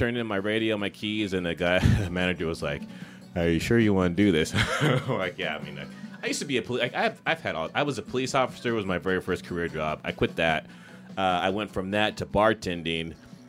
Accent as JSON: {"language": "English", "town": "Los Angeles", "region": "California", "country": "United States", "said": "No, I'm from Los Angeles. Seattle is just somewhere that I've always wanted to live and experience."}